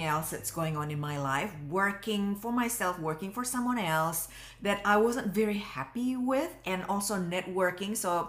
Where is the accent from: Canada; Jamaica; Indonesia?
Indonesia; moved away as an adult; now in Australia; I came from Indonesia and I came from a very religious family. I didn't feel at home back home.